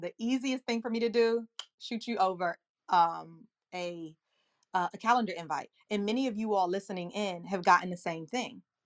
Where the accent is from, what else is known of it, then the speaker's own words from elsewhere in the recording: Accokeek, Maryland, United States; also born or lived in Washington, D.C. / Boston; I grew up in Southeast Washington, D C, and then in sixth grade, we moved to Accokeek, Maryland, in Prince George's County, Maryland, and that is where I am today.